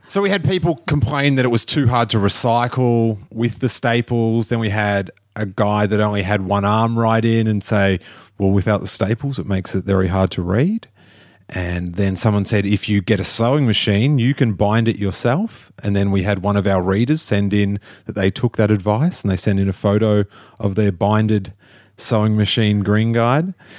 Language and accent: English; Australia; moved away; I'm from Australia